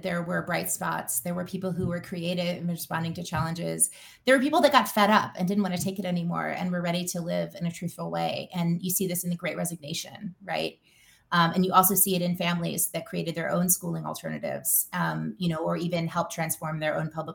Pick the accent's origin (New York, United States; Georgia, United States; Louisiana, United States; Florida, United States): Louisiana, United States; I grew up in Louisiana